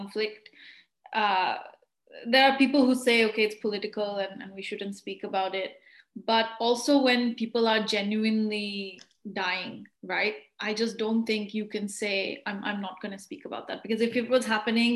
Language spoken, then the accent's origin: English; Kolkata, West Bengal, India; moved away as an adult; now in United Kingdom; coming from a Hindu family and growing up in Kolkata